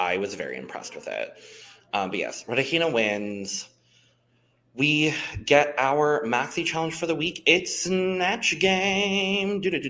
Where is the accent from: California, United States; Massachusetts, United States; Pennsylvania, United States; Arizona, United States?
Arizona, United States; Southern; I'm born and raised in Arizona, and I have a decent understanding of Spanish. Doesn't mean I can speak it well